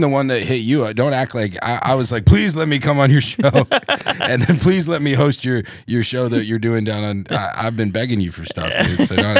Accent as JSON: {"language": "English", "town": "Cedar Rapids", "region": "Iowa", "country": "United States", "tie": "born or raised there", "also_born_or_lived": "Las Vegas, Nevada", "moved": "as an adult", "said": "I'm from Cedar Rapids."}